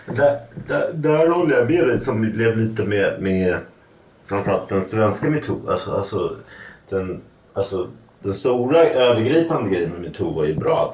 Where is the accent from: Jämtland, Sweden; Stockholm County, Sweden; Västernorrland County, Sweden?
Stockholm County, Sweden; Stockholm; jag växte upp i Matildenskolan